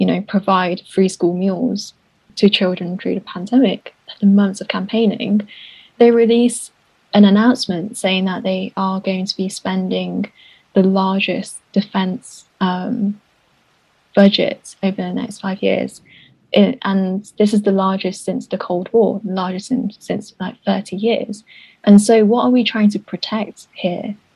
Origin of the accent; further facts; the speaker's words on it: United Kingdom; a British person of color